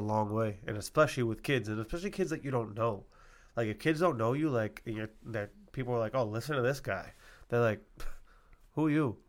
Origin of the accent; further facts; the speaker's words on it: Massachusetts, United States; I'm from Mass